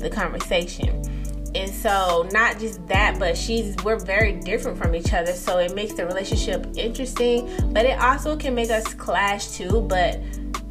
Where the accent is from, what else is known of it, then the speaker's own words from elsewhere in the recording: East Coast, United States; I'm from the East Coast